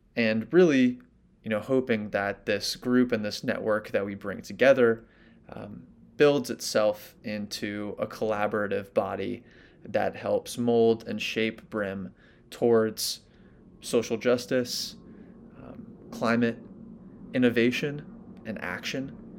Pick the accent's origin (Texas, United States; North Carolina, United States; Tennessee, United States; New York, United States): New York, United States; New York City; I grew up in New York City